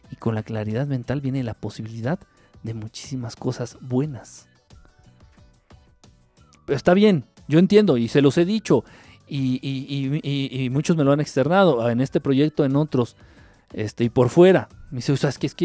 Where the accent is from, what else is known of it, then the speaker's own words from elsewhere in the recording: Argentina; accent: Argentine; ya te voy a llamar así, escuchas mi acento argentino. A mí me encanta.